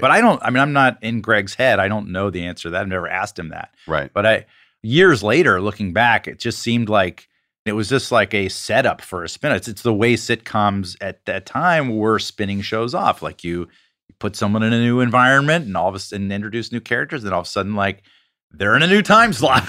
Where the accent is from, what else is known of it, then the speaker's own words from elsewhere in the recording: Atlanta, Georgia, United States; we went to uh, prep school in Atlanta